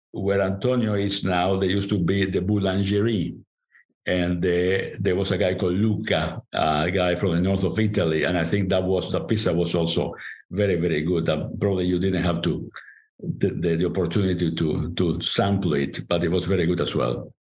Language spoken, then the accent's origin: English; Montevideo, Uruguay; first language Spanish; English is a second language; moved away; I was born in Montevideo, Uruguay. I grew up in Montevideo, Uruguay